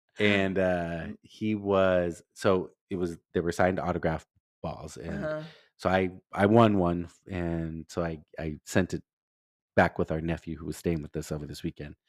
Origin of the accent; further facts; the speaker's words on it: Los Angeles, California, United States; I'm not typically a Rangers fan because I grew up in Los Angeles and, you know, LA was my team